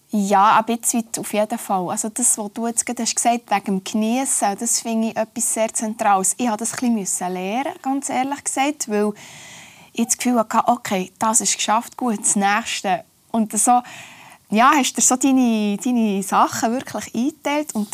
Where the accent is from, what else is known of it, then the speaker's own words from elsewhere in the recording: Oberlangenegg, Bern, Switzerland; Und andererseits ist es sicher auch mein Umfeld, wo ich aufgewachsen bin, meine Eltern, meine Großeltern oder Ort. Oberlangenegg ist es ein, ein kleines Dörfli, wo jeder jeden kennt